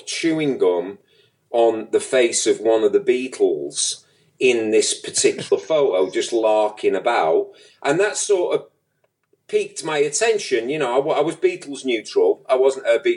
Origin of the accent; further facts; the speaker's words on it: Manchester, North West England, United Kingdom; Wythenshawe, my neighborhood